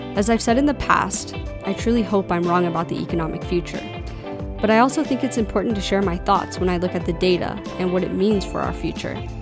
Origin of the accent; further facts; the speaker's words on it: United States; as an American